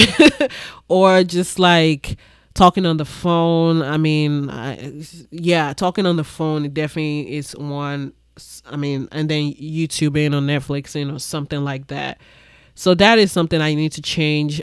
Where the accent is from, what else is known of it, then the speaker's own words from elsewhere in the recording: Ibadan, Oyo, Nigeria; moved away; also born or lived in Lagos, Nigeria; I grew up in Nigeria. I grew up in Ibadan, Nigeria.